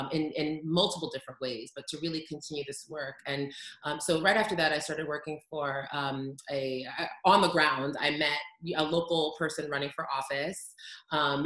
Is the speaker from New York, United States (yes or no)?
yes; New York City, New York, United States; I'm from New York